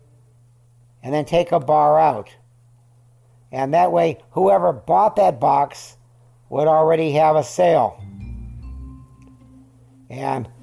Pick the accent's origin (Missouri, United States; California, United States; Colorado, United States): California, United States; also born or lived in Syracuse, New York / Van Nuys, California; I was born in Syracuse, New York. We left there when I was 3 and a half, and I remember nothing about it. We came to California.